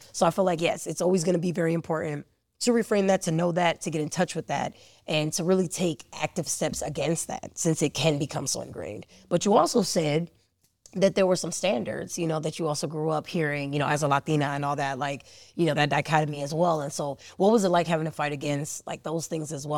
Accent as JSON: {"language": "English", "town": "Cleveland", "region": "Ohio", "country": "United States", "tie": "born or raised there", "said": "I was born in Cleveland"}